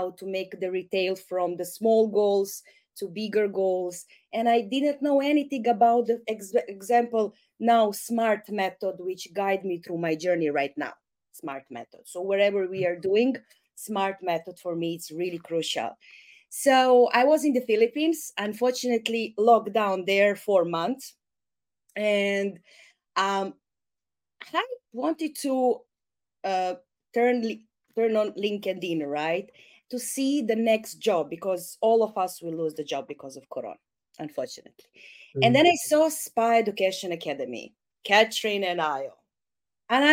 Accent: Serbia; I'm all from Serbia

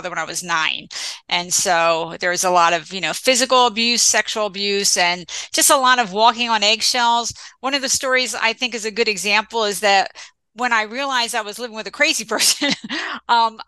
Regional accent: New Jersey, United States; also born or lived in Philadelphia; I grew up in Central Jersey

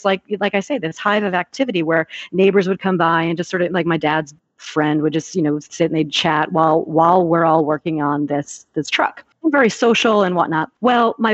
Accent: Connecticut, United States; moved away; I grew up in Connecticut

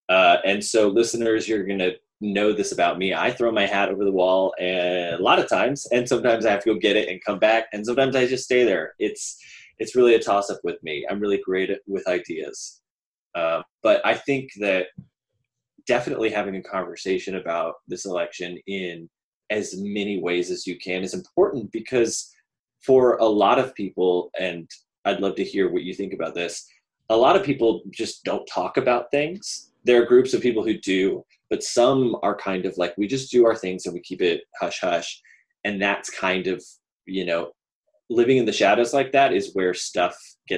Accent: the South, United States; I am a cis white male, and I grew up in the South, and I grew up to wonderful religious conservative parents.

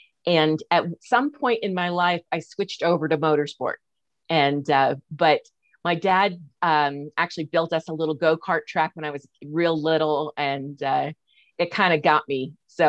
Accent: East Coast, United States; now in Reno, United States; Yeah, I'm originally from the East Coast and moved out to California in 1991.

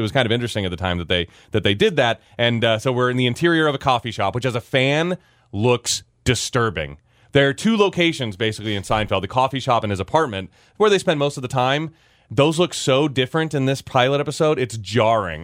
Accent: Virginia, United States; as a kid growing up in Virginia

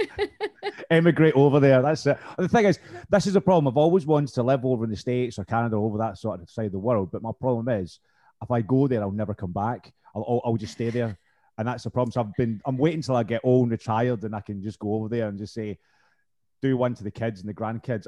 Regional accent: Scotland, United Kingdom; I'm from Scotland

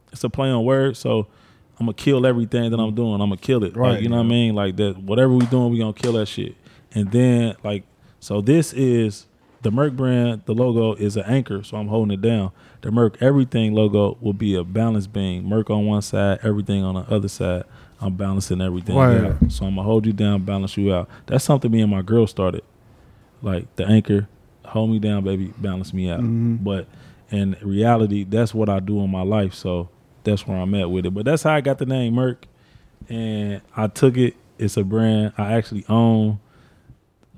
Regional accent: Cincinnati, Ohio, United States; I'm from the West Side. I'm from English Woods

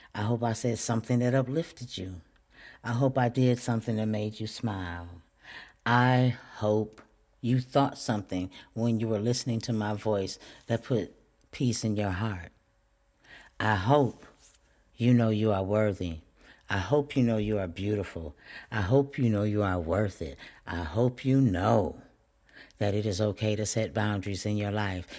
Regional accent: Flint, Michigan, United States; I'm still from Flint. I'm from Flint, Michigan

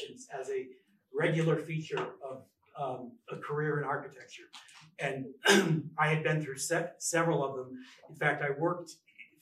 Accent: New Haven, Connecticut, United States; moved away; also born or lived in New York / Jackson; my days of growing up in New Haven

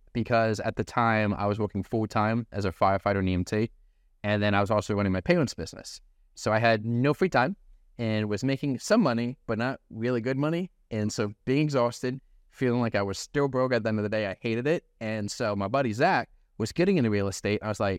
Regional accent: Milford, Delaware, United States; I'm from Delaware. I'm from a little city called Milford, and by city, I mean there's like 10,000 of us.

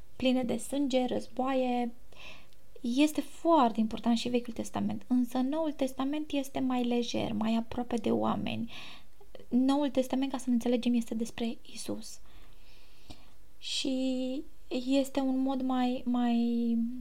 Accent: Romania; moved away as an adult; now in Greece; eu sunt româncă

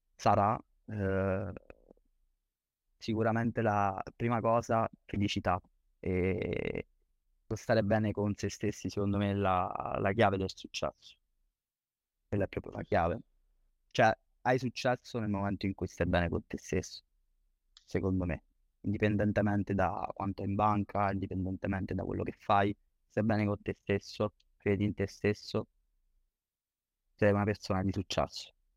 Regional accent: Campobasso, Molise, Italy; meno male che sono nato in provincia, perché Campobasso è il capoluogo

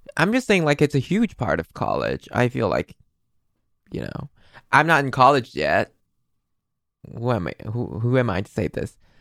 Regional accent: Taiwan; English is a second language; I'm from Taiwan

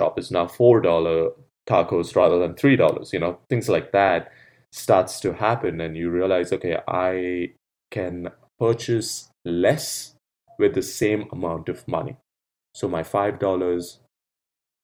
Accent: Bangalore, Karnataka, India; when I grew up in India, Bangalore

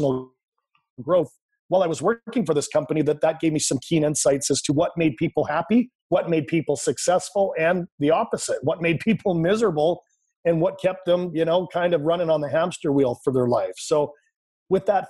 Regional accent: Canada; I grew up in Canada. I'm Canadian. Currently live in Vancouver, British Columbia.

